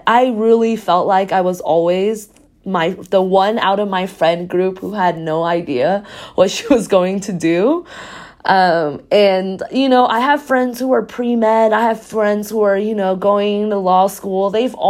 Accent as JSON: {"language": "English", "country": "Taiwan", "also_born_or_lived": "Texas", "moved": "yes", "said": "So I'm originally from Taiwan and then I moved to Texas."}